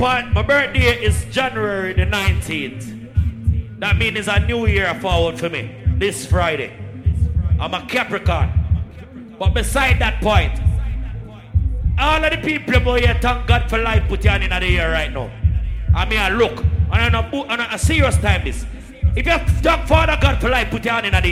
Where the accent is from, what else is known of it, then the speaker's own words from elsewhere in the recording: Portmore, Saint Catherine, Jamaica; I'm from Portmore City, Cumberland to be exact